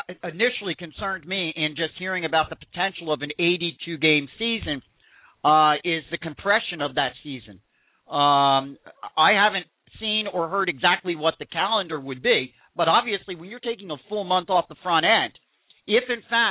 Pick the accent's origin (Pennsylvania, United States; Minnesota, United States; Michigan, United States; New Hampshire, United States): Pennsylvania, United States; Philadelphia; I'm from the Philly area